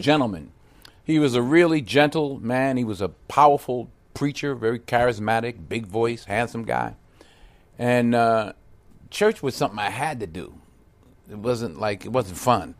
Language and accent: English; Mount Vernon, New York, United States; moved away; born and raised in Mount Vernon